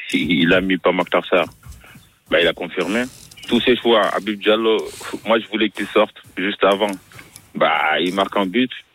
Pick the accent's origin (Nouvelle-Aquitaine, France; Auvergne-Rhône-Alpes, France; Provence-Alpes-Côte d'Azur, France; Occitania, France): Provence-Alpes-Côte d'Azur, France; Marseille; je suis Marseillais.